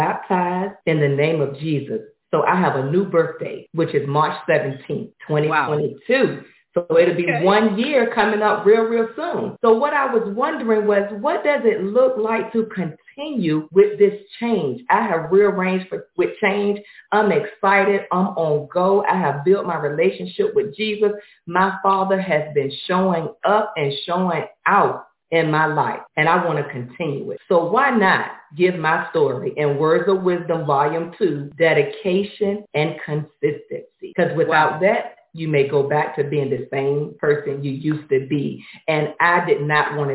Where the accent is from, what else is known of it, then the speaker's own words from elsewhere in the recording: Norfolk, Virginia, United States; now in Atlanta, United States; I am from Norfolk, Virginia, but now I live in Atlanta, Georgia